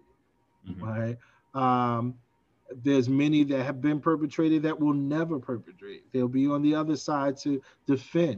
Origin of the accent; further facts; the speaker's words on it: New York City, New York, United States; I grew up in Brownsville Projects, where it is infamous for a crime today, this day, and has been so for years